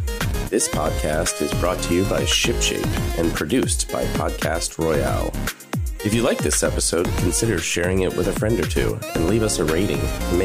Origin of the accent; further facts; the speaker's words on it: Cincinnati, Ohio, United States; I'm from the Cincinnati area.